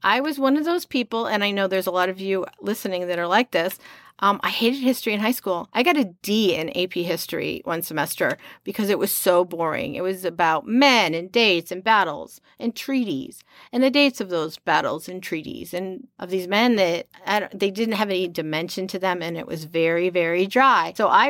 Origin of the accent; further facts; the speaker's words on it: Connecticut, United States; also born or lived in Pittsburgh / Chicago; now in Kansas City, United States; My personal background, I am not from Missouri. I am from Connecticut. I came here via Pittsburgh, Chicago, Decorah, Iowa, La Crosse, Wisconsin, Oskaloosa, Iowa, Olathe, Kansas, and now I live north of Kansas City proper